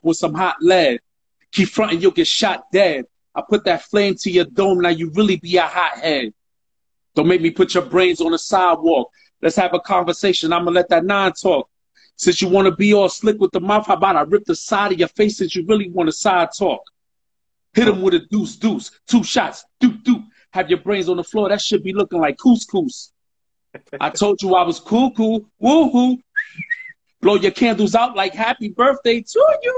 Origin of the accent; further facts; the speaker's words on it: New York City, New York, United States; I came from Boston Road